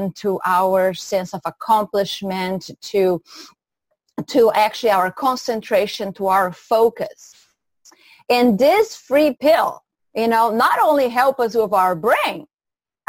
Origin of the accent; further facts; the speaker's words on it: Brazil; moved away as an adult; now in United States; I'm originally from Brazil